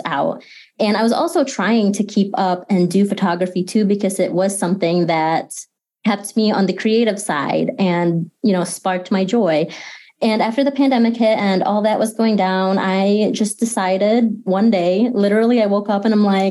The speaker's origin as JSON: {"language": "English", "town": "Grand Rapids", "region": "Michigan", "country": "United States", "tie": "born or raised there", "also_born_or_lived": "Philippines", "said": "I am based here in Grand Rapids. I've been here pretty much my entire life. I was born in the Philippines and I lived there for the first 5-6 years of my life before we moved here"}